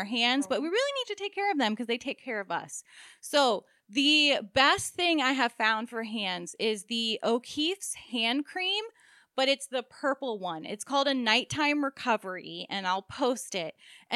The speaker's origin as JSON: {"language": "English", "region": "Maryland", "country": "United States", "tie": "born or raised there", "moved": "yes", "lives_now": "South Florida, United States", "said": "we grew up in Maryland"}